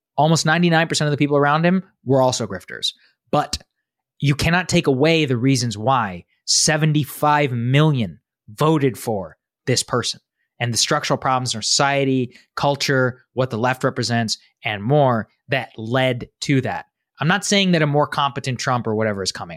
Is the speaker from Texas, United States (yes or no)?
yes; Texas, United States; I'm from Texas